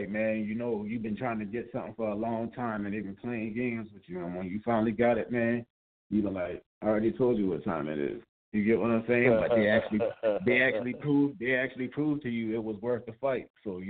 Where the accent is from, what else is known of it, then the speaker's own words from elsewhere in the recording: South Carolina, United States; moved away; I remember I came to Atlanta, you know, I was from South Carolina.